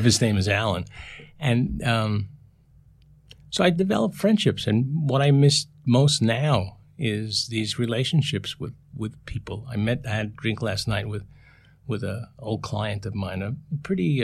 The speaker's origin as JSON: {"language": "English", "town": "New York City", "region": "New York", "country": "United States", "tie": "born or raised there", "also_born_or_lived": "Philadelphia / Vietnam", "said": "Born and raised in the Bronx."}